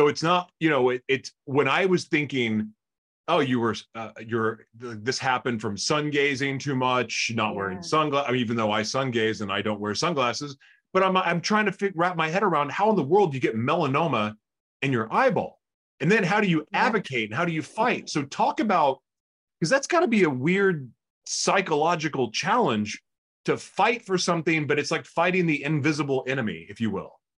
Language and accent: English; California, United States; I came from California.